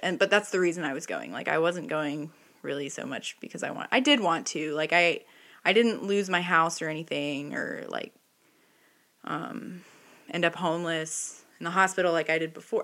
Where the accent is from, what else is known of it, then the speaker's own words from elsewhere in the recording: the Bible Belt, the South, United States; I grew up in the Bible Belt with a father in recovery